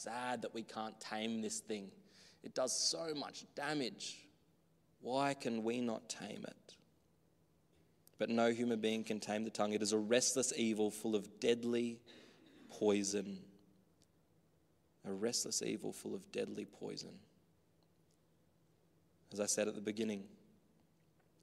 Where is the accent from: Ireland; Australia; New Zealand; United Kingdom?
Australia; Growing up in the country, I guess here too, very native land, Australia.